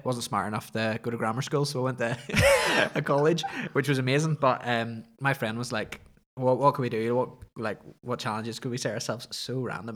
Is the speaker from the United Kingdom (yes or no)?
yes; Ballymoney, Northern Ireland, United Kingdom; also born or lived in Belfast; where I grew up in Ballymoney, it was just outside of Ballymoney